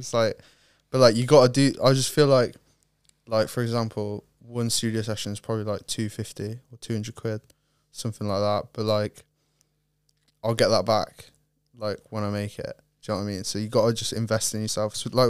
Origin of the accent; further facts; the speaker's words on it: Lake Tahoe, California, United States; born there; also born or lived in Ohio / Ireland; I was born in Cali, Lake Tahoe, California, and then moved to Ohio, and then moved to Ireland, and moved here.